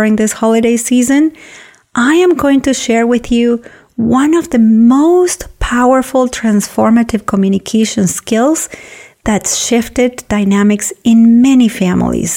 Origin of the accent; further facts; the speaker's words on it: Argentina; now in United States; my hometown in Argentina where she lives